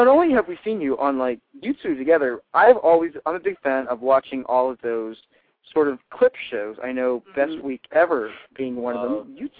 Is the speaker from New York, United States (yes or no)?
no; Pittsburgh, Pennsylvania, United States; I'm from Pittsburgh.